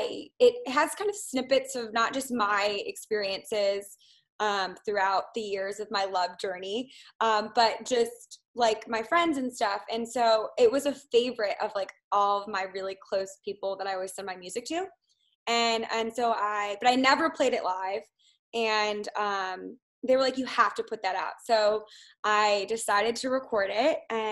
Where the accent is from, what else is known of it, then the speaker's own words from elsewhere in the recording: Midwest, United States; I grew up in the Midwest, so I'm not used to this kind of feeling